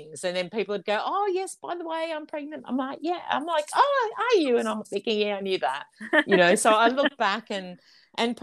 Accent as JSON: {"language": "English", "area": "near Daylesford", "region": "Victoria", "country": "Australia", "tie": "born or raised there", "said": "not far from my hometown"}